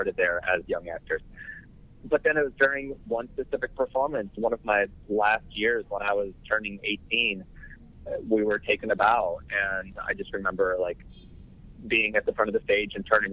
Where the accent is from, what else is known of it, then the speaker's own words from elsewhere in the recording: Tennessee, United States; moved away; I lived in the middle of nowhere. I grew up in Tennessee